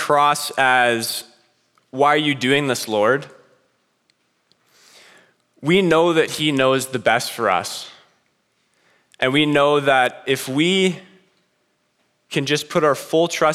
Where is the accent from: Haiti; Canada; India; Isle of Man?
Canada; British Columbia; moved away as an adult; I'm from BC, we got nice mountains, and it's far away from here